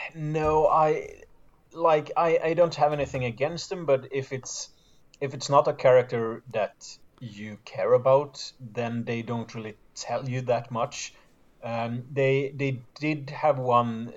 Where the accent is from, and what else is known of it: Sweden